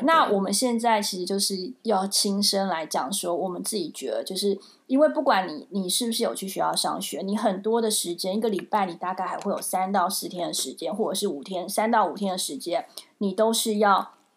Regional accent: Taiwan; now in New York, United States; 身为一个台湾人

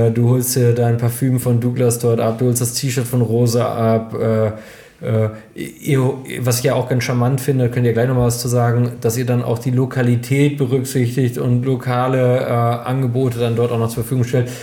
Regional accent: Germany; in diesem kleinen Dorf, wo ich aufgewachsen bin, Holtwig, unglaublich sympathisches kleines Dorf, 3600 Einwohnerinnen und Einwohner

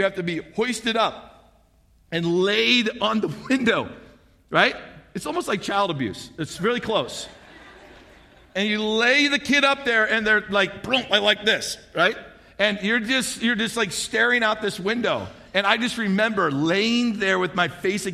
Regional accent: St. Louis, Missouri, United States; also born or lived in Alaska; now in Kearney, Nebraska, United States; I grew up in St. Louis, Missouri. So did my wife, Kim.

